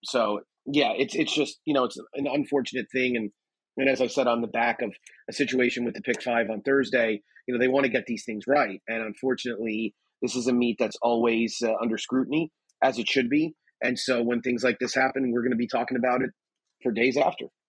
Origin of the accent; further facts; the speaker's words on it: United States; also born or lived in Texas; I am as as standoffish an American as there can be